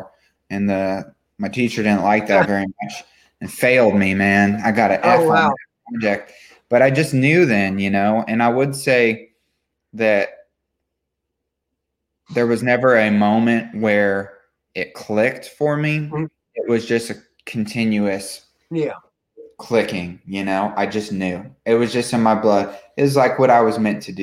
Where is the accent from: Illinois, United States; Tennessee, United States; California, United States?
California, United States; now in Nashville, United States; Growing up in California, I was 2 hours from the ocean and an hour from the mountains.